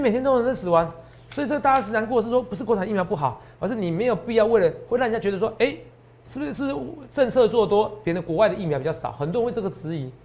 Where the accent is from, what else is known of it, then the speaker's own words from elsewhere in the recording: New Taipei, Taiwan; 我也是在新北市长大的。哦，虽然我现在在这边工作，哦，我现在很多的起居点都是台北市